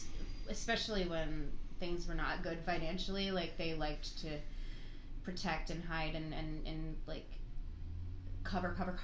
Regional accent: Chicago, Illinois, United States; I grew up in this area and I went to Pritzker Elementary

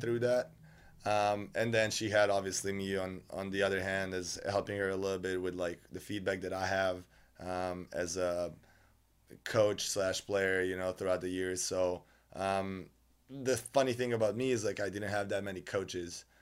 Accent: Novi Sad, Vojvodina, Serbia; moved away as an adult; I'm from Novi Sad.

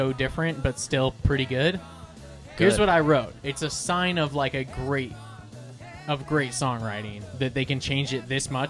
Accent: Anaheim, California, United States; growing up in Anaheim

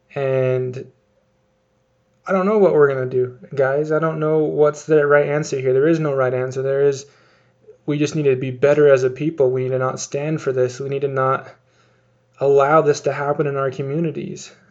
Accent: Utah, United States; here in my home state of Utah.

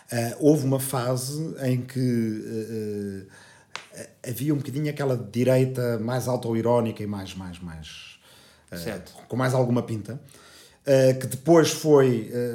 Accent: Lisbon, Portugal; also born or lived in Arrifana, Ribatejo; eu nasci aqui, uh, em Lisboa, uh, mas família toda dessa aldeia, eh, pais, avós, bisavós, portanto, toda a gente da aldeia. Vivi no campo

